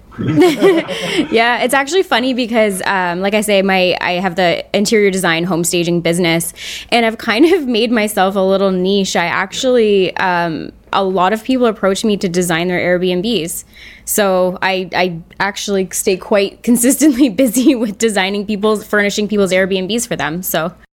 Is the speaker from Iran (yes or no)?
no; Canada; as a Canadian